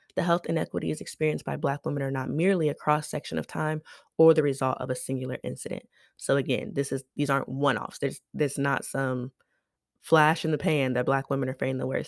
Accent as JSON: {"language": "English", "country": "United States", "said": "I am an American"}